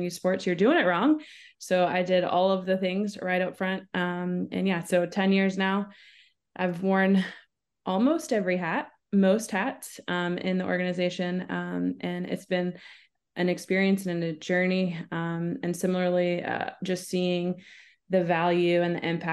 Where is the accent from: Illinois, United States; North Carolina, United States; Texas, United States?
North Carolina, United States; Winston-Salem; I'm a native of Winston-Salem, North Carolina. grew up there